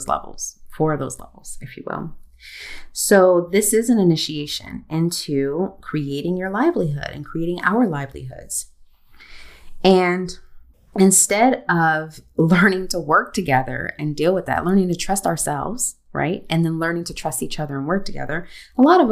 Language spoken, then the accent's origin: English; United States; I'm also American